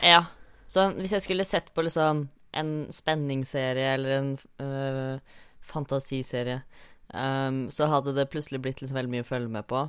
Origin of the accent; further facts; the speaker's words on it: Fredrikstad, Østfold, Norway; Jeg er fra Fredrikstad.